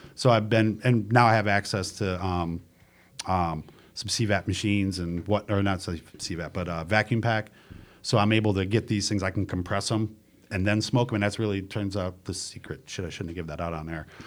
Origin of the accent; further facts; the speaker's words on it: New York, United States; moved away as an adult; now in Charlotte, United States; I'm from New York